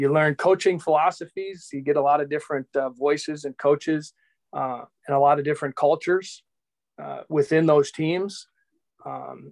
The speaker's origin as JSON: {"language": "English", "town": "Appleton", "region": "Wisconsin", "country": "United States", "tie": "born or raised there", "also_born_or_lived": "Arkansas", "said": "born and raised in Appleton, Wisconsin, currently the manager of the Wisconsin Timber Rattlers. I reside here in Appleton still"}